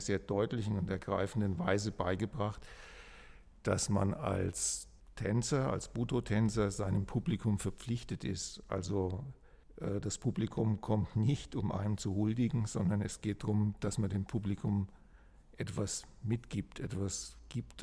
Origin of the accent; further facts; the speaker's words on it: Kronach, Bavaria, Germany; also born or lived in Frankfurt; zurückzukommen nach Kronach, wo ich aufgewachsen bin und eigentlich in meinem Elternhaus zu leben